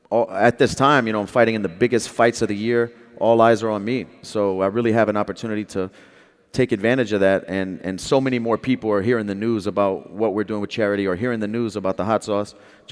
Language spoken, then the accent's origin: English; Louisiana, United States; I'm also from Louisiana, and we take our hot sauce serious in Louisiana.